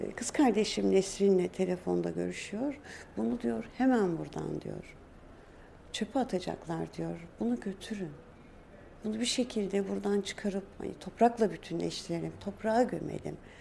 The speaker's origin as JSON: {"language": "Turkish", "region": "Istanbul", "country": "Turkey", "tie": "born or raised there", "also_born_or_lived": "Dersim (family origin)", "said": "Biz Samatya'da büyüdük"}